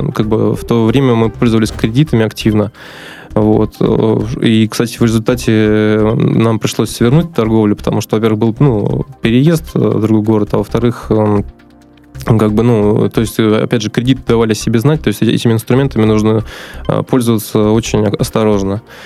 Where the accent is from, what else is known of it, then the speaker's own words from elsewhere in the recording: Astrakhan, Astrakhan Oblast, Russia; also born or lived in Moscow; now in Saint Petersburg, Russia; вообще я родился на юге, в Астрахани